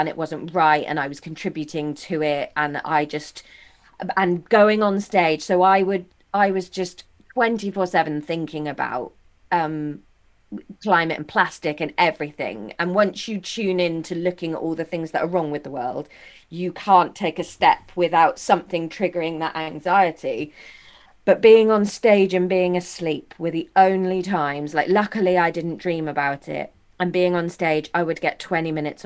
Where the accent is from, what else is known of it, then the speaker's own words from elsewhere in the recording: Taunton, South West England, United Kingdom; I'm from just outside Taunton.